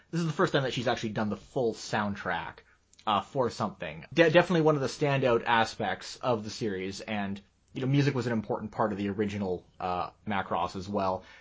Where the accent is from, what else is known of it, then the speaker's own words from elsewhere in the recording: Japan; born there; I was born in Japan.